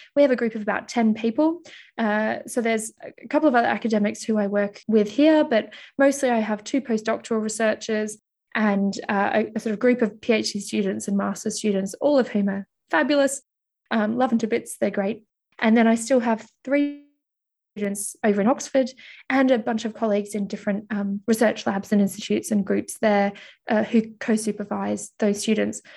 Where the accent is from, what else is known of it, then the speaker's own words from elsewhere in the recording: Melbourne, Victoria, Australia; also born or lived in Mildura, Victoria / United Kingdom; I'm originally from Australia, and I was actually born in Mildura, which is about a six-hour drive outside of Melbourne